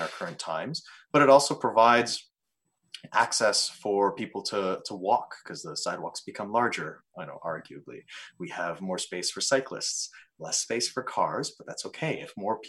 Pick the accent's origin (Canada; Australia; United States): Canada; we are Canadian and part of North America